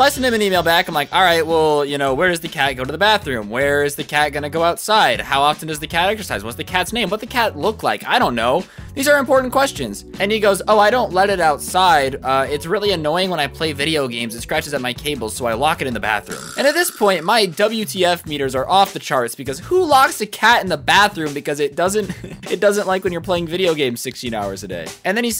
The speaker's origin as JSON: {"language": "English", "country": "South Korea", "said": "I'm here for the summer since I'm from Korea."}